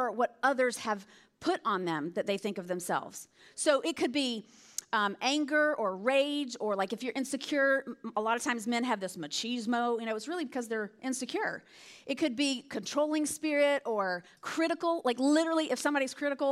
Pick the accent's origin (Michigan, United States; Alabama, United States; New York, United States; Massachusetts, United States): Alabama, United States; moved away; I'm from Alabama. That's hence the accent. You'll hear me say y'all or all y'all or whatever.